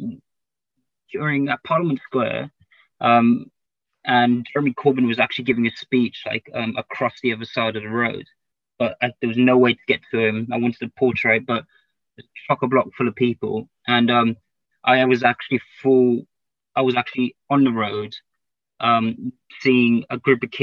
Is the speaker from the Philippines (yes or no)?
no; London, United Kingdom; also born or lived in Cardiff; I'm from East London